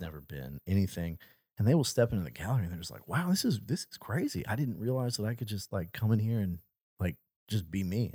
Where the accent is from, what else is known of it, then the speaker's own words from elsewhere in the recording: United States; moved away; Hurricane Katrina destroyed my hometown